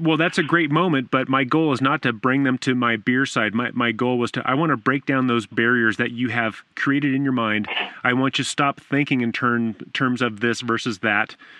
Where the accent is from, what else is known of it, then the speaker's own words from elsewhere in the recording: Southern California, United States; I grew up in Southern California